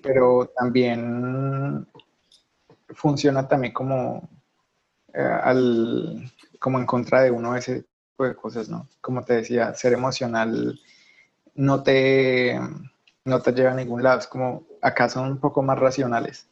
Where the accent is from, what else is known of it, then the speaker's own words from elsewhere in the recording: Colombia; moved away as an adult; now in Germany; soy colombiano